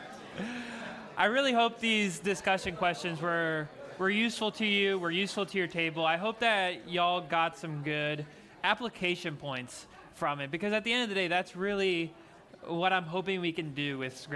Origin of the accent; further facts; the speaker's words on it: Louisiana, United States; I'm from Louisiana